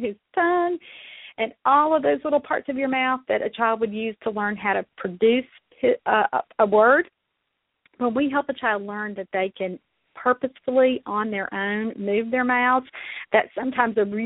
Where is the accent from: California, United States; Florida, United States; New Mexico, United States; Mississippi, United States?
Mississippi, United States; accent: southern; also born or lived in Kentucky; now in Louisville, United States; I was born and raised in Mississippi